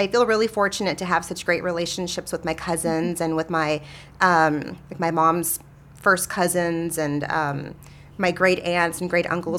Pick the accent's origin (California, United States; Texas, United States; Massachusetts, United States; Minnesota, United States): Texas, United States; San Marcos; I was born and raised here in San Marcos. … They've lived here in San Marcos pretty much their entire lives.